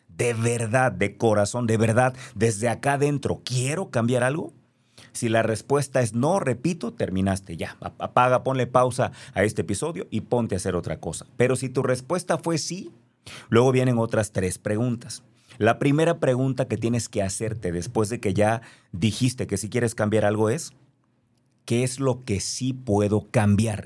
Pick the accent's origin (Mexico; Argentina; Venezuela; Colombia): Mexico; Yo soy mexicano, nací aquí, no lo puedo cambiar.